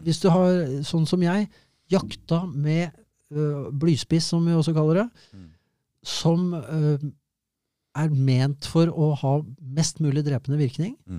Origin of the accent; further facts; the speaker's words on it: Norway; Jeg er norsk.